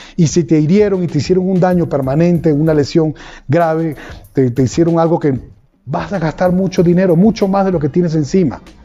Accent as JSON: {"language": "Spanish", "country": "Venezuela", "said": "En mi país, en Venezuela"}